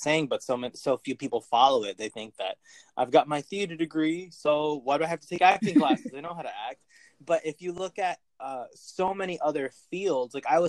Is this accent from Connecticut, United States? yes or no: yes; Connecticut, United States; moved away as an adult; now in Brooklyn, United States; I'm also from Connecticut